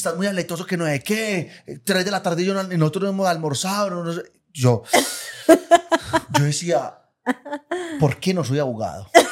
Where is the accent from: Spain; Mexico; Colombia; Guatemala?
Colombia; Itagüí, Antioquia; yo soy de Medellín, yo eh, de, Itagüí